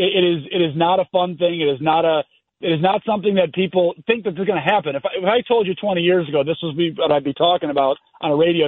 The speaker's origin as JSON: {"language": "English", "town": "Buffalo", "region": "New York", "country": "United States", "tie": "born or raised there", "said": "I grew up in Buffalo, New York. That's where I still am today."}